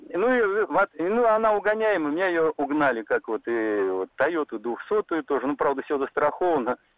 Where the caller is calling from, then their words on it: Saint Petersburg, Russia; Добрый день. Я из Санкт-Петербурга.